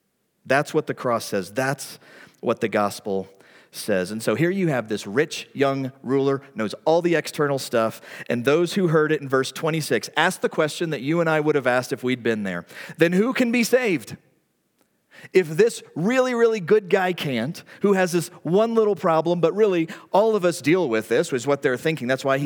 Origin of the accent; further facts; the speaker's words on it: the Bible Belt, United States; like I grew up in the Bible Belt in the 80s